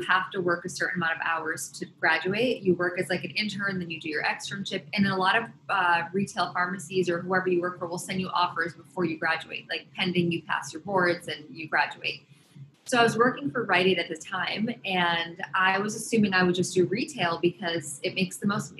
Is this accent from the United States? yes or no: yes; upstate New York, United States; also born or lived in Los Angeles, California / Boston, Massachusetts; now in New York, United States; I grew up between upstate New York and LA.